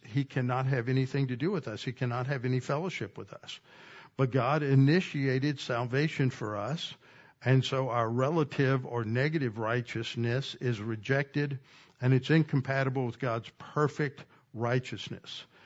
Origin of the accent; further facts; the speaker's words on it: Texas, United States; I grew up in Texas